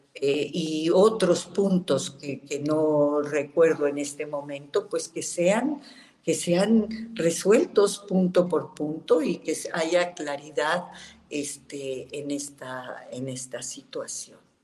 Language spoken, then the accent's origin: Spanish; Mexico; somos los mexicanos